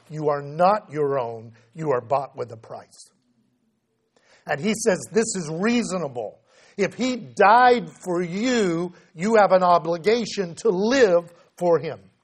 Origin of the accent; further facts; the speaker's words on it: United States